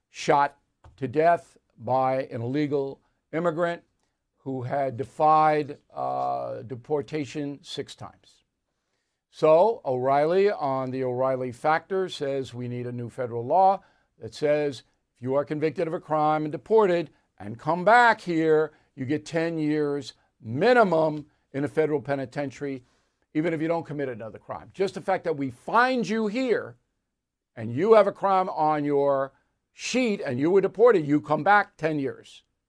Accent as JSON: {"language": "English", "area": "Long Island", "region": "New York", "country": "United States", "also_born_or_lived": "Dallas, Texas", "moved": "yes", "said": "I'm sitting there from Long Island, best beach place"}